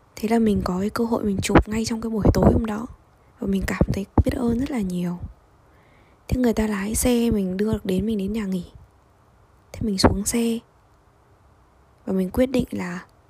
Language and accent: Vietnamese; Vietnam; moved away as an adult; now in Russia; mình đến từ Việt Nam